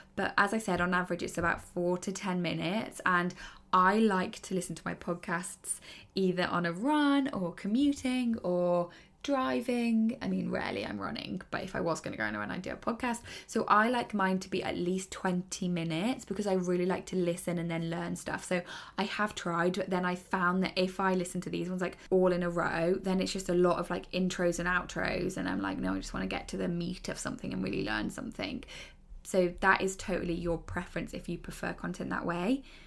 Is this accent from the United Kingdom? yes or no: yes; United Kingdom; I am British